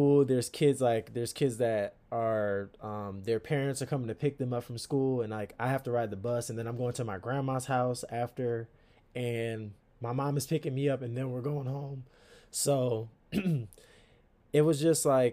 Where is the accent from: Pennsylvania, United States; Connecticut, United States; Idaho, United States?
Connecticut, United States; Stamford; now in Akron, United States; I'm from Stamford, Connecticut. Born and raised